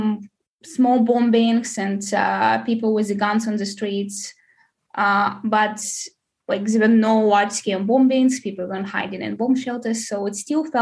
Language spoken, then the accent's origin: English; Donetsk, Donetsk Oblast, Ukraine; moved away as an adult; now in Estonia; The first 21 years or something I spent in Donetsk. I was born there. I grew up there.